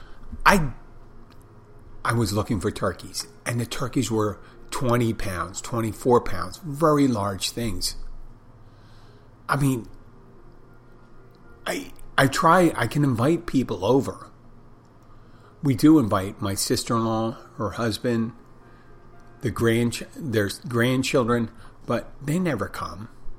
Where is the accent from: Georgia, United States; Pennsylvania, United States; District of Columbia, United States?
Pennsylvania, United States; Philadelphia; as a kid growing up in Philadelphia